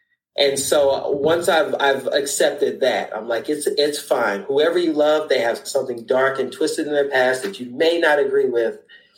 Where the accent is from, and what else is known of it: United States; moved away as an adult; now in London, United Kingdom